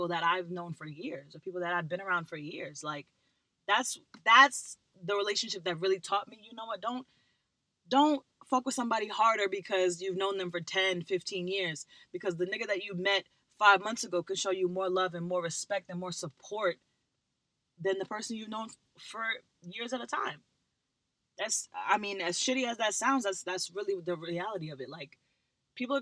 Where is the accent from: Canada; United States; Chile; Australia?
United States; Long Island, New York; We live in Long Island, but we had moved to a kind of like, it was 15 minutes away from like our actual hometown